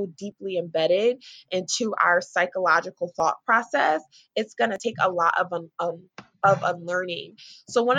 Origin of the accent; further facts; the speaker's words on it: Newburgh, New York, United States; I'm from Newburgh, New York, which is probably like an hour north of Manhattan.